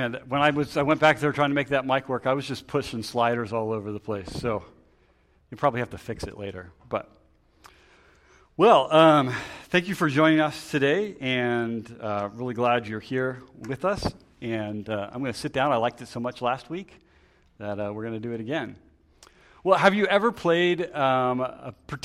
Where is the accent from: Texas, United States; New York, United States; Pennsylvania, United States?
Pennsylvania, United States; Lancaster; moved away; I'm from Lancaster